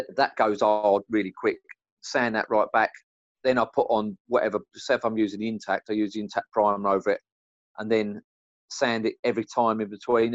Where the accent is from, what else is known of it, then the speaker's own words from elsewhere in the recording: London, United Kingdom; I'm from East End of London